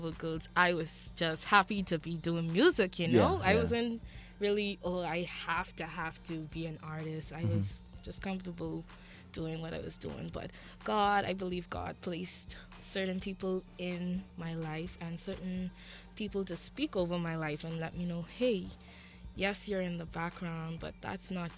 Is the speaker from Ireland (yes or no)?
no; James Cistern, Central Eleuthera, Bahamas; I was born and raised on the beautiful island of Eleuthera